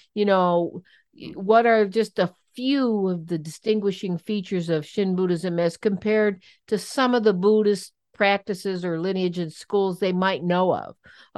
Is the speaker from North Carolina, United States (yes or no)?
no; Cleveland, Ohio, United States; I'm from Cleveland